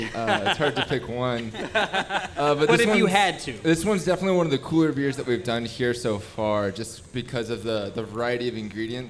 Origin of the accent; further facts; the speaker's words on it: Fort Worth, Texas, United States; I'm actually from Texas